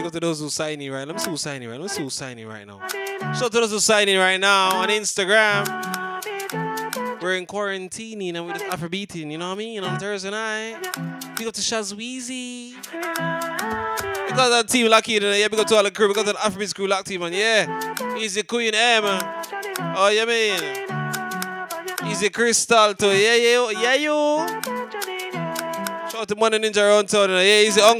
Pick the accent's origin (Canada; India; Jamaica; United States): Jamaica; I'm still Jamaican